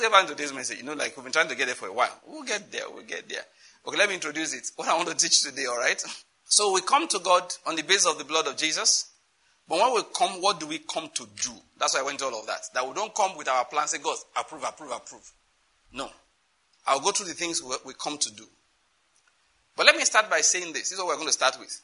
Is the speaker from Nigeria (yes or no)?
yes; Western Nigeria, Nigeria; I'm from Western Nigeria